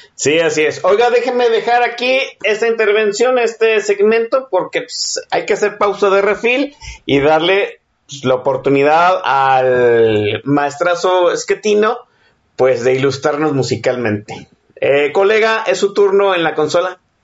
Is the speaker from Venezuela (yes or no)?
no; Mexico; casi 50 años que, que tengo aquí viviendo en este país, siendo mexicano